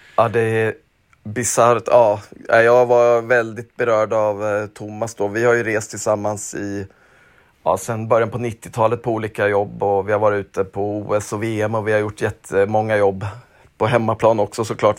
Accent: Småland, Sweden; Jag är ju uppväxt i Småland

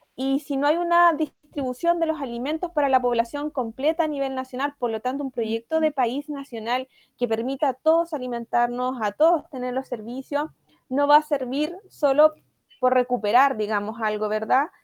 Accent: Chile; tuvimos que rememorar como sociedad chilena

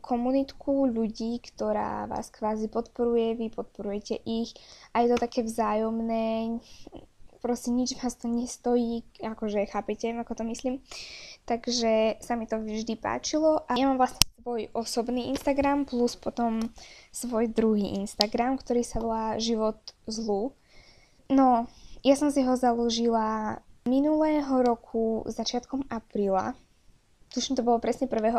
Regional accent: Slovakia; som teda Slovenka

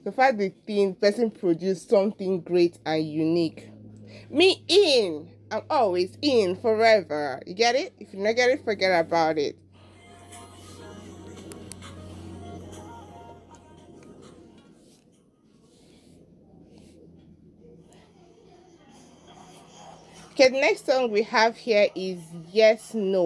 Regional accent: Enugu State, Nigeria; I'm from Enugu State, with the local government, Amufiago Afa.

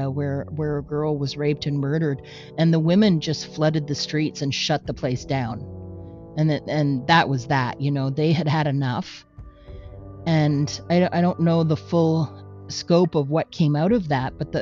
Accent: Canada; we're Canadian. Okay. That's true. We're Canadian.

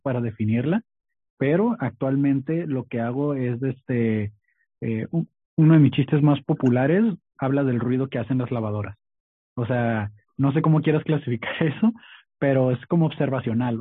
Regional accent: Tijuana, Baja California, Mexico; also born or lived in Mexicali / Sinaloa; soy originario de Mexicali, eh, pero realmente solo nací ahí, me vine para acá desde chico, siempre fui criado en Tijuana

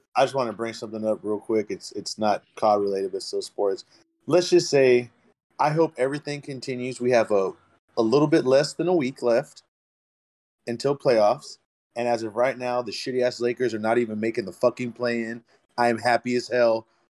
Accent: San Diego, California, United States; moved away; also born or lived in San Antonio, Texas; they're originally from my hometown

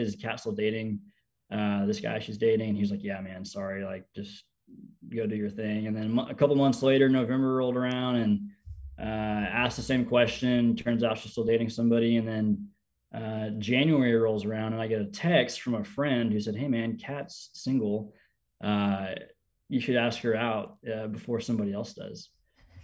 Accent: Houston, Texas, United States; moved away as an adult; also born or lived in University of Oklahoma; I'm from the Houston, Texas area. I grew up in a small town, but moved to the big city for high school

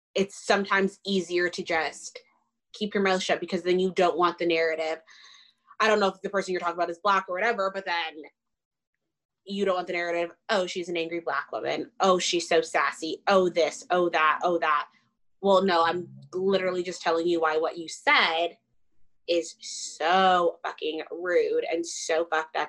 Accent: Richmond Hill, Ontario, Canada; also born or lived in Windsor; I'm well spoken because I grew up in Richmond Hill and I have an education

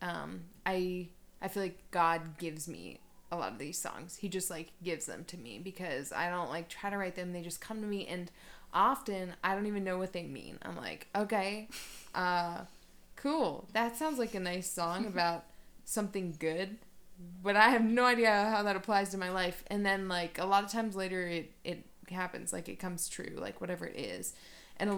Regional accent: Cleveland, Ohio, United States; moved away as an adult; now in Denver, United States; I'm from Ohio. I grew up near Cleveland, and I moved out here in August

